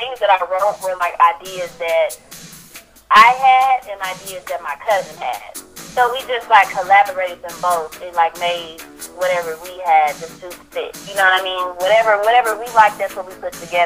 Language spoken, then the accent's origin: English; Milwaukee, Wisconsin, United States; also born or lived in West Point, Mississippi; My family, we moved to Milwaukee when I was 5